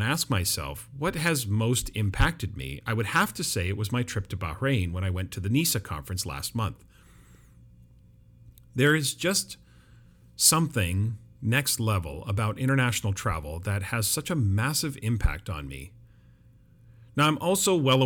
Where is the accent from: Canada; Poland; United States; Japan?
Canada; Vancouver, British Columbia; where I live, the Metro Vancouver area, is one of the most diverse cities in the world, so it's not like I'm not used to living in a multicultural city, but it's my hometown